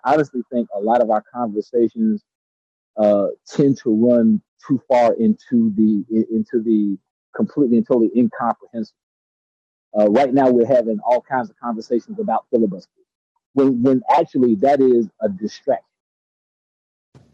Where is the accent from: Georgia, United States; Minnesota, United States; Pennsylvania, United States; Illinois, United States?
Georgia, United States; now in California, United States; I'm from Georgia